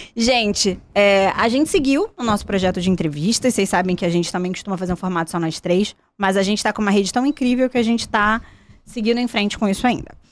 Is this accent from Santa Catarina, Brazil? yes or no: no; Volta Redonda, Rio de Janeiro, Brazil; da minha cidade, do sul do estado